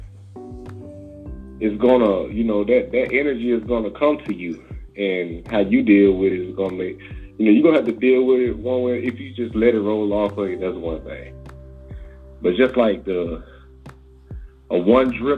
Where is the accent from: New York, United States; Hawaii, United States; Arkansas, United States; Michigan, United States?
Arkansas, United States; now in North Carolina, United States; I've been in the south all my life. I'm from Arkansas. Now I live in North Carolina.